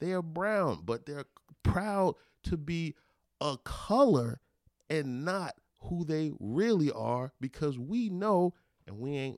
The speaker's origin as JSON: {"language": "English", "country": "Belize", "said": "I'm from Belize."}